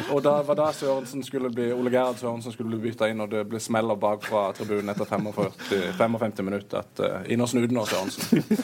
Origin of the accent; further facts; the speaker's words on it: Kristiansand, Agder, Norway; also born or lived in Moss; som sørlendinger flest så det er jo ikke lenge man skal være vekke fra den byen her